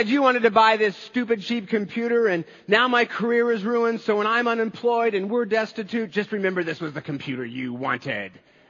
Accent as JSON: {"language": "English", "country": "United States", "said": "as American Christians"}